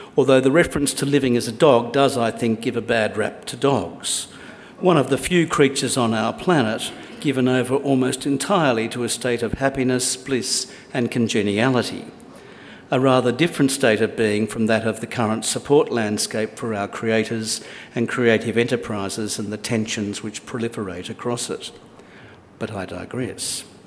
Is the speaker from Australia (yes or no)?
yes; Australia; As an Australian